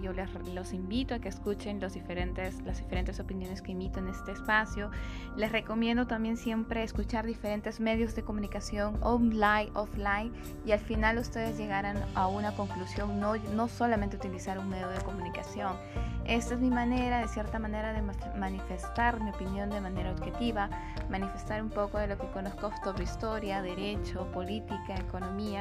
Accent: Peru; como todos peruanos, amara que amamos este país

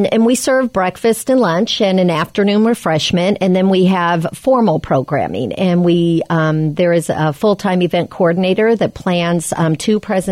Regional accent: Des Moines, Iowa, United States; I was raised and born in Des Moines, Iowa.

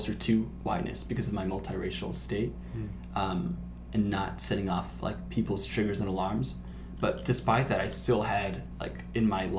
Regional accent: Burbank, California, United States; I grew up in Burbank

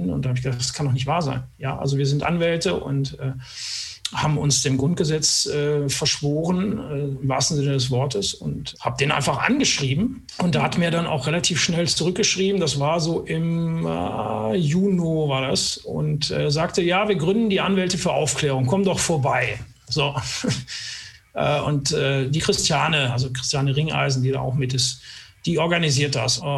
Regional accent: Cologne, North Rhine-Westphalia, Germany; Als Kölner tolerierst du das, alles gut.

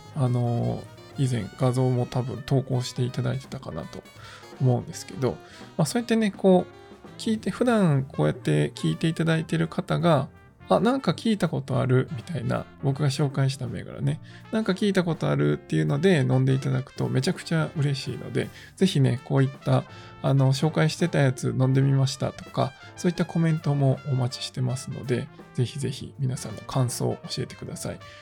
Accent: Kansai, Japan; moved away; 僕関西出身なんで、また関西に戻るときにね

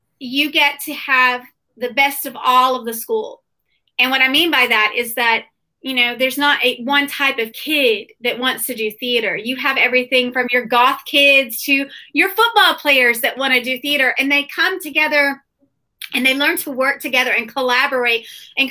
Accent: Broken Bow, Oklahoma, United States; I grew up in Broken Bow, Oklahoma

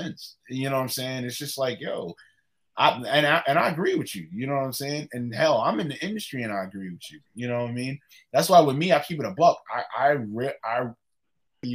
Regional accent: New York City, New York, United States; moved away; I was from Northside. I was from Laurelton

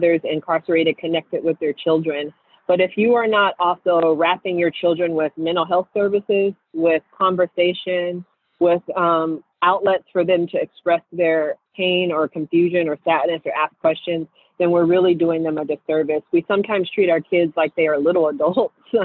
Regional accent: Seattle, Washington, United States; I grew up in Seattle

